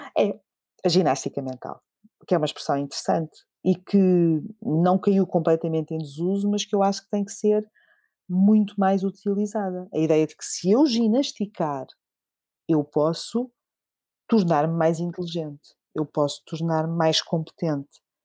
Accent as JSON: {"language": "Portuguese", "region": "Alentejo", "country": "Portugal", "tie": "born or raised there", "moved": "yes", "lives_now": "Lisbon, Portugal", "said": "quero ver se ainda consigo ajudar uh, a minha própria terra, a minha própria comunidade. Eu venho do Alentejo e espero ainda voltar"}